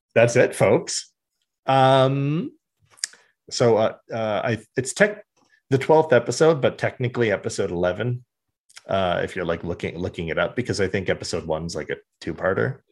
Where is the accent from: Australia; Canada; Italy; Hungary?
Canada; We're from Canada